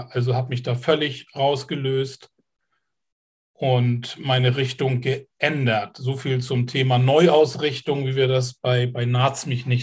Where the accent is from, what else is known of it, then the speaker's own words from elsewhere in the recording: Kiel, Schleswig-Holstein, Germany; Ich bin Kieler, ja.